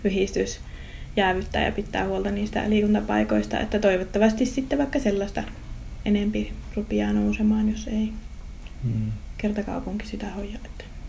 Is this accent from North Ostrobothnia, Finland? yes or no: yes; Raahe, North Ostrobothnia, Finland; Raahe on mun kotikaupunki, mä oon täältä kotoosi ja mä ylipiästi raahelainen